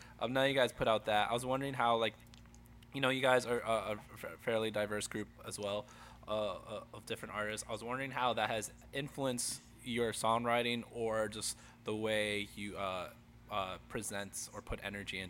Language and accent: English; New Jersey, United States; accent: Jersey; like my Jersey accent, I try to be as neutral as, I don't try, I think I'm a very neutral, but there are like certain words that I hear myself back